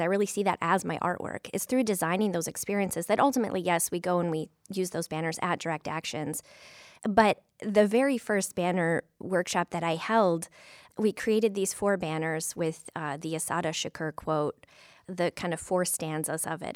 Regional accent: Flint, Michigan, United States; now in Toledo, United States; in Flint, Michigan, my hometown

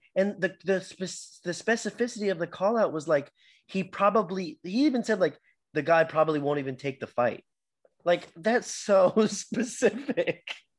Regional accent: Texas, United States; I'm from Texas

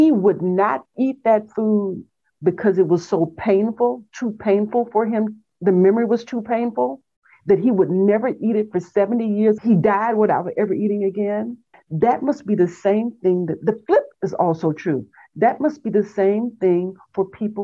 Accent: Texas, United States; I grew up in Texas in a small town on the farm, small town in Texas

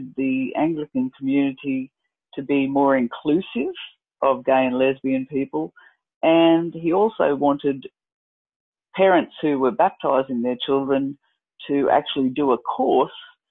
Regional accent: Dalby, Queensland, Australia; moved away; we moved to my hometown of Dalby

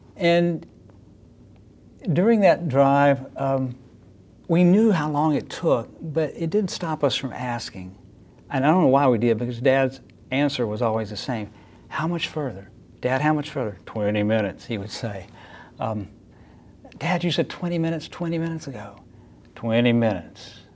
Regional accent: North Carolina, United States; moved away; you probably already realized from my accent that my story probably didn't begin in the Midwest, and you'd be right. Began in a place where folks talk a little funny, North Carolina

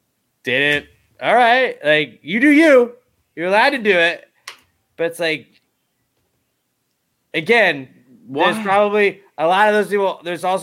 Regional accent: United States; I am American

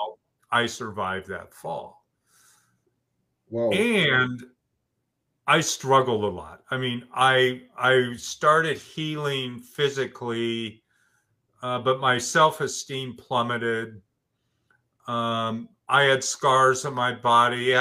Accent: Oregon, United States; I grew up in Oregon, and I live in Bend, Oregon, which is Central Oregon.

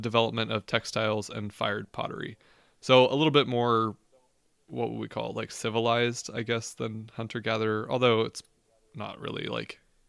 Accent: Boardman, Ohio, United States; we are from Boardman, Ohio, originally from Boardman, Ohio.

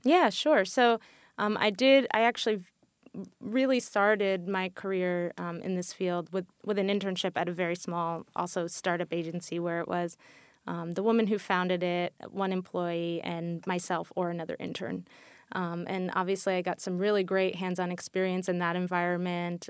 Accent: New York, United States; also born or lived in New Zealand; I'm from New York originally, and I went to school here, and I had lived and worked here

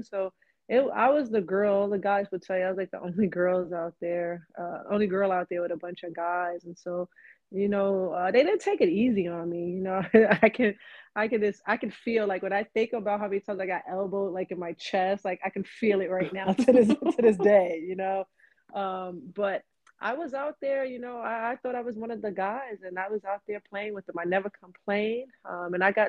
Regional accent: New York City, New York, United States; moved away as an adult; also born or lived in Knoxville, Tennessee; Grew up in Queens most of my life.

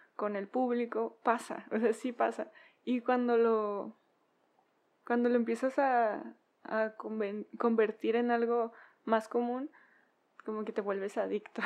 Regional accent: Culiacán, Sinaloa, Mexico; moved away; soy de Culiacán

